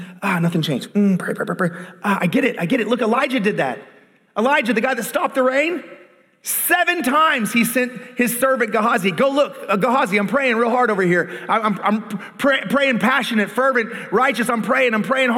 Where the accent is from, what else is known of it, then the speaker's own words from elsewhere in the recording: Tulsa, Oklahoma, United States; I grew up in Tulsa, Oklahoma